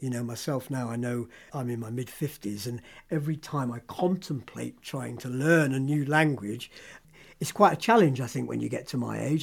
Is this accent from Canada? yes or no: no; Hereford, West Midlands, United Kingdom; first language English; also born or lived in London / France; I'm a Londoner by origin, but my parents moved down to the West Country when I was two. So I was brought up in Hereford